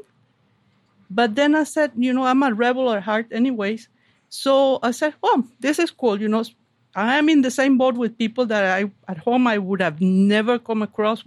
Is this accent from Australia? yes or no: no; Venezuela; English is a second language; moved away as an adult; also born or lived in Kalamazoo, Michigan; now in Manchester, United States; Where are you from? Venezuela.